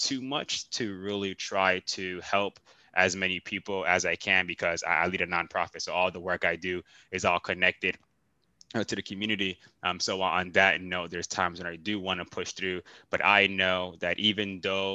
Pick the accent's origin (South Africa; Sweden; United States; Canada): United States; Miami, Florida; moved away; growing up in Miami, I was always outside playing basketball